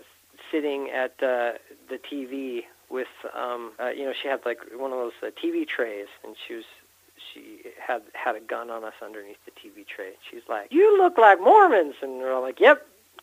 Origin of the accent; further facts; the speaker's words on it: California, United States; also born or lived in St. George / Bountiful; Yeah, my family moved around a lot. You know, I grew up in California. We had, I lived in St. George